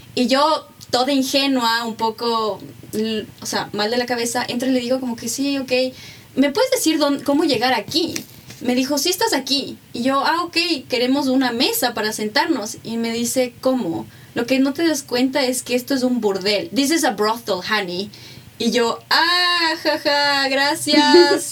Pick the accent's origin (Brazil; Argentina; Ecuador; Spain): Ecuador; moved away as an adult; also born or lived in Mexico; Ecuador era mi casa, pero Ecuador es algo más, es donde está mi familia, es donde está mi identidad